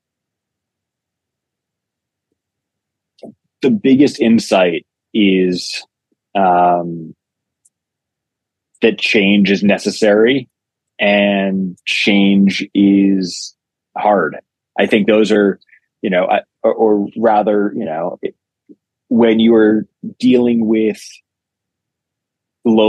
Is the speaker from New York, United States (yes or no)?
yes; New York City, New York, United States; I grew up in New York City